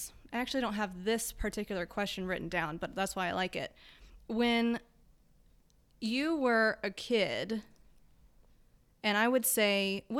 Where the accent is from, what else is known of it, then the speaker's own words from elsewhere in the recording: Texas, United States; I grew up in Texas.